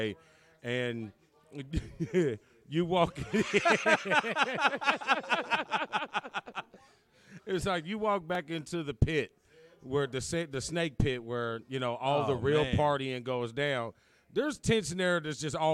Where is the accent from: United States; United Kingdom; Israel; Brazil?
United States; I'm not from Africa. I am just an American